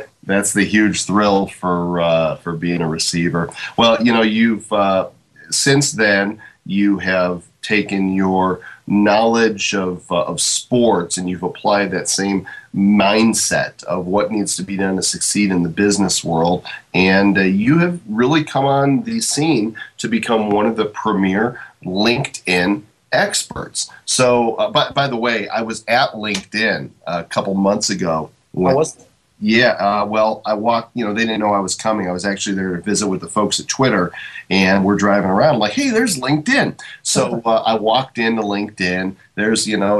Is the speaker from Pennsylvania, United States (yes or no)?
no; Chicago suburbs, Illinois, United States; moved away; I'm initially from the Chicago suburbs